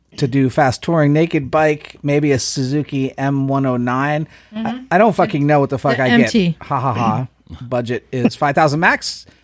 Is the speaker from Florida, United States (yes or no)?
no; New Jersey, United States; now in Buffalo, United States; I'm actually from New Jersey. So that's what it is.